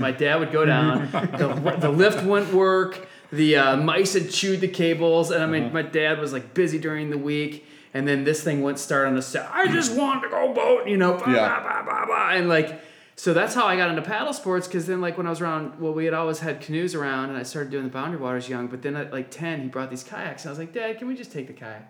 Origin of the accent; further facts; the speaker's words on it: Minnesota, United States; moved away; I grew up in Minnesota on the Mississippi River as like a weekend home